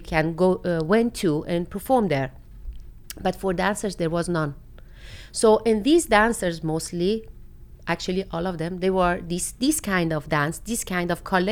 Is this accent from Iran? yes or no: yes; Shiraz, Fars, Iran; English is a second language; now in Netherlands; I immigrated from Iran on a younger age.